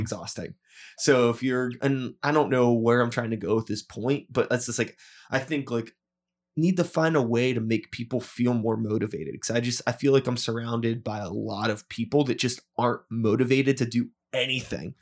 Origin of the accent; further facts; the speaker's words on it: United States; growing up in America